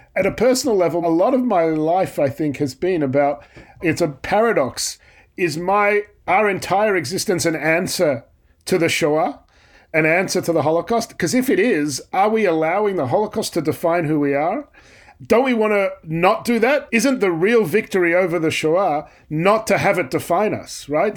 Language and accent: English; Australia; I'm an Australian